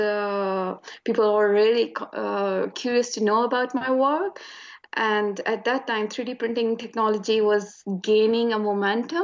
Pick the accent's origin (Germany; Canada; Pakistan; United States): Pakistan; Attock, Punjab; moved away as an adult; also born or lived in Lahore, Pakistan; now in Tasmania, Australia; I'm originally from Pakistan. Basically, I belong to a small city which is situated in the north of Pakistan. So I had my early education from there. It's Attock.